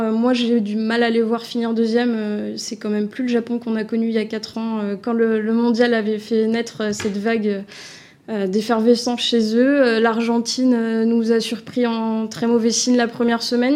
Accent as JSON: {"language": "French", "country": "France", "said": "en tant que Français"}